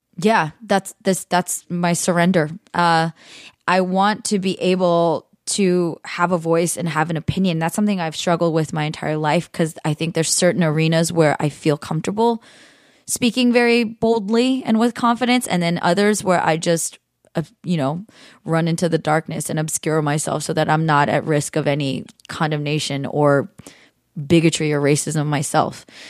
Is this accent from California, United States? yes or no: yes; California, United States; I've spent my 3 plus decades here in the United States growing up in California